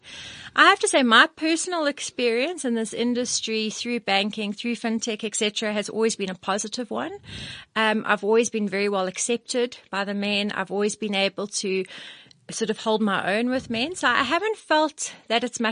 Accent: Johannesburg, Gauteng, South Africa; I'm a Joburg all through and through. And I love Joburg

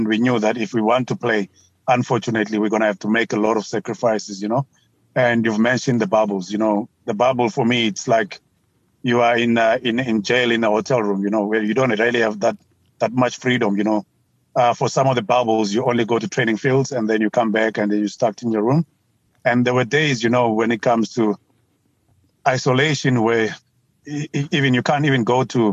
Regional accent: South Africa; you are South African

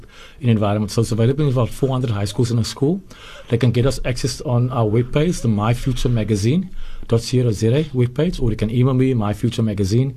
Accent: Nova Park, Western Cape, South Africa; I grew up in Nova Park

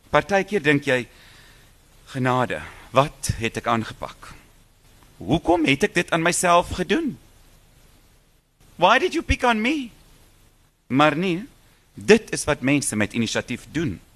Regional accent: South Africa; Maar ons is Suid-Afrikaners. Ons sal nooit kan verplant nie.

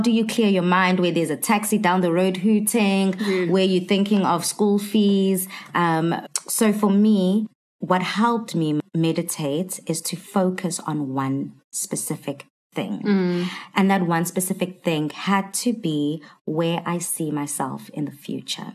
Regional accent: Durban, KwaZulu-Natal, South Africa; born and bred in Durban

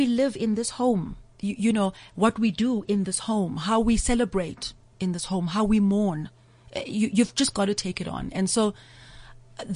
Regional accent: Umlazi, KwaZulu-Natal, South Africa; Growing up in Mlazi, I speak Zulu fluently

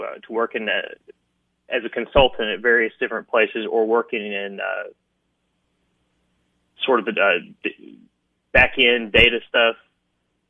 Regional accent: Sumner County, Tennessee, United States; also born or lived in Eastern Kentucky; I come from Eastern Kentucky originally, and my parents are both musicians. They brought me down to Nashville. So I've lived in Tennessee since I was a little boy. Went to schools in Sumner County

